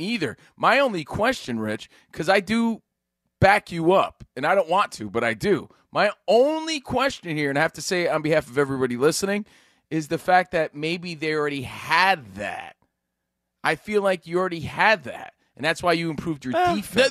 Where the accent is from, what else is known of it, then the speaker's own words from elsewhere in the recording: Union, New Jersey, United States; Union, New Jersey, my hometown